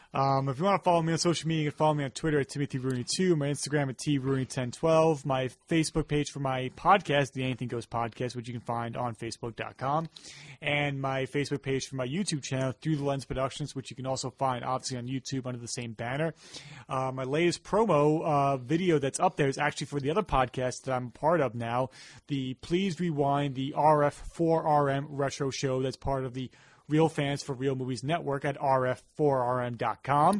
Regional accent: Long Island, New York, United States; we grew up in the suburbs, we grew up here on Long Island

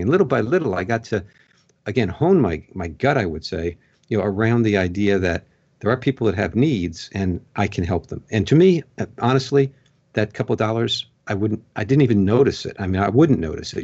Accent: Long Island, New York, United States; now in Pennsylvania, United States; I grew up on Long Island.

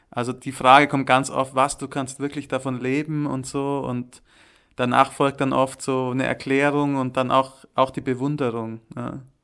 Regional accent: Allgäu, Bavaria, Germany; also born or lived in Munich / Würzburg; now in Zürich, Switzerland; im Allgäu, wo ich herkomme, also wo meine Wurzeln auch sind

